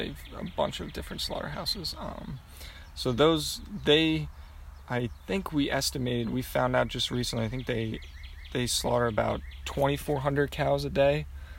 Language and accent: English; North Wales, Pennsylvania, United States; also born or lived in Denmark / Rochester, New York; I'm from Pennsylvania, more specifically about close to an hour north of Philadelphia, in a small little town. Most people would probably know Lansdale. My address is more North Wales. Went to school there, grew up there. I was born in Denmark, moved over here when I was 3.